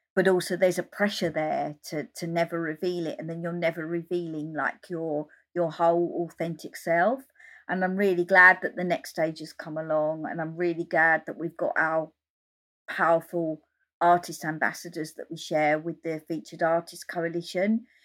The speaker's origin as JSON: {"language": "English", "area": "Essex", "region": "East of England", "country": "United Kingdom", "also_born_or_lived": "London", "said": "since I was thirteen, I was travelling up from Essex to London to go to gigs"}